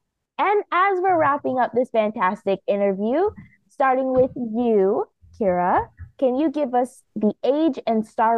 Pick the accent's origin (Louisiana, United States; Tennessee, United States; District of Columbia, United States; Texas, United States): District of Columbia, United States; Washington; from Washington, D.C.